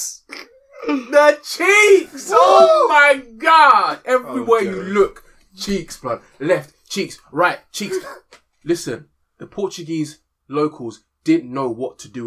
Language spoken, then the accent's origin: English; London, United Kingdom; I'm from Wembley